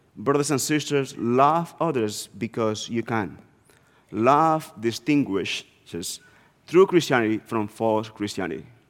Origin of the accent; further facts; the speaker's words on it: northeast Dominican Republic, Dominican Republic; moved away; I was born and raised in the Dominican Republic, and I, I grew up in a small town in the northeast part of the country.